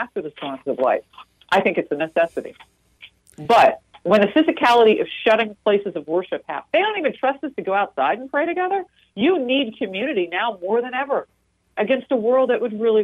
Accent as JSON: {"language": "English", "region": "New Jersey", "country": "United States", "tie": "born or raised there", "said": "In my home state of New Jersey"}